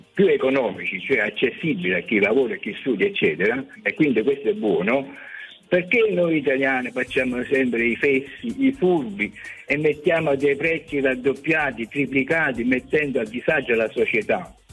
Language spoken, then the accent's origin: Italian; Naples, Campania, Italy; moved away; io sono di Napoli, però vivo in un'altra città.